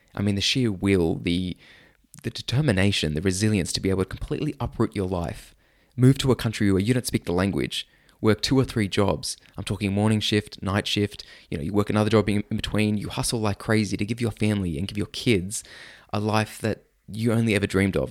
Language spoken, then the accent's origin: English; Sydney, New South Wales, Australia; I grew up in Sydney, Australia